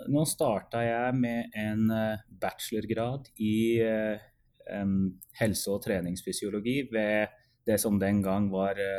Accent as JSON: {"language": "Norwegian", "region": "Oslo", "country": "Norway", "moved": "as an adult", "lives_now": "Edmonton, Canada", "said": "før jeg fullførte masterløpet hjemme i Oslo igjen i 2016. Og etter fullført masterløp så flytta jeg faktisk permanent til Edmonton for å, for å starte en doktorgrad her"}